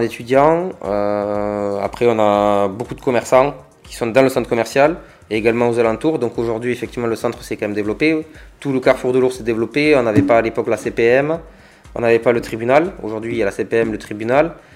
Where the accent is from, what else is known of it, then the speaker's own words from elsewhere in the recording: Agde, Occitania, France; also born or lived in Béziers; j'ai vécu à Agde, euh, j'ai fait ma jeunesse à Agde